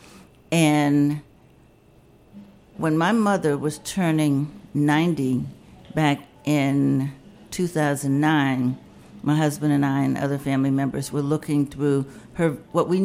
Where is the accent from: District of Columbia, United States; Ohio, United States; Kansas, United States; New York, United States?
District of Columbia, United States; Washington; I grew up in the Petworth neighborhood on Randolph Street